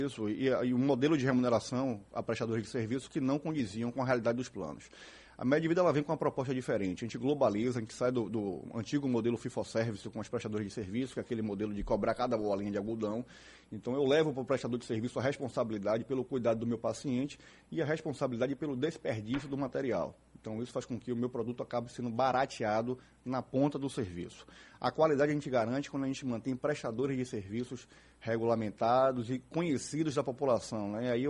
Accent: Bahia, Brazil; queria agradecer a oportunidade de estar aqui na Casa da Sociedade como bom baiano que sou, durante muitos anos da minha infância, desfrutei aqui da jornada esportiva de vocês

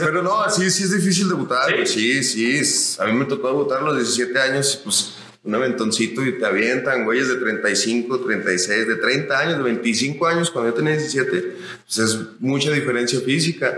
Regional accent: Zacatecas, Mexico; also born or lived in Chihuahua; como zacatecano

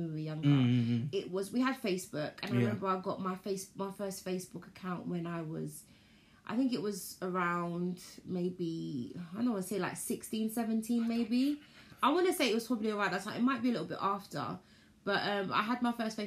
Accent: London, United Kingdom; I'm from East.

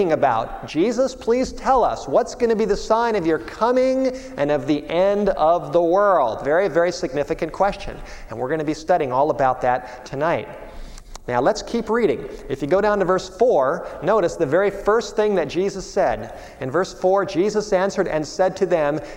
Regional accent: Los Angeles, California, United States; moved away as an adult; also born or lived in Michigan; I grew up in Southern California in the Hollywood Hills

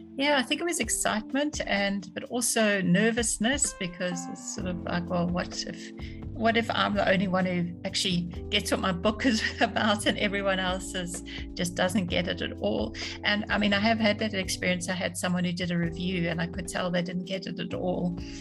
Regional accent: South Africa; also born or lived in London; I grew up in South Africa

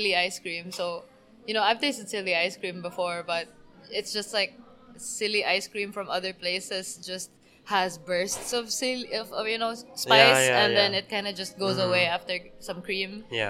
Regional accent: Bohol, Central Visayas, Philippines; English is a second language; now in Cebu, Philippines; It kind of reminded me of home. Because I'm from Bohol

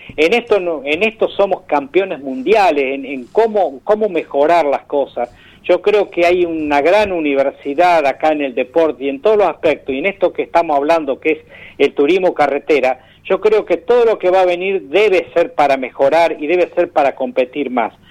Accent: Macachín, La Pampa, Argentina; nuestro pueblo, que aún sigue siendo pequeño, pero ya tiende a ser ciudad, ¿no? Macachín está muy lindo en este momento.

